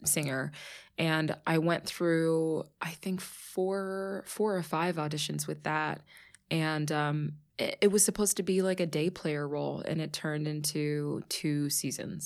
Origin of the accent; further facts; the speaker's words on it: Pittsburgh, Pennsylvania, United States; moved away as an adult; also born or lived in New York; I was born and raised in Pittsburgh.